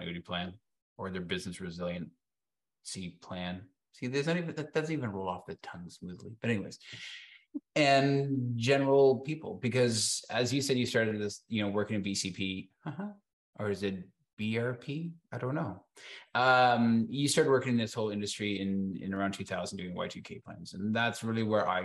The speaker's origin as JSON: {"language": "English", "country": "Canada", "said": "I'm Canadian"}